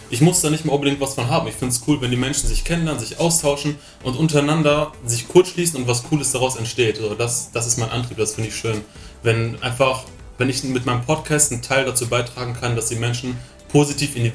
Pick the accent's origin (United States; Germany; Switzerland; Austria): Germany; Schwerte, North Rhine-Westphalia; now in Oberammergau, Germany; komme gebürtig aus dem Ruhrgebiet, äh, komme aus Schwerte, das ist eine Kleinstadt neben Dortmund und bin jetzt vor kurzem nach Bayern gezogen, nach Oberammergau.